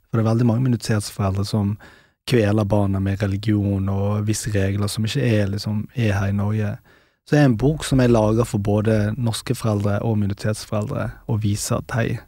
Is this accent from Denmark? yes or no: no; Pakistan; born there; Nei, altså- jeg er født i Pakistan.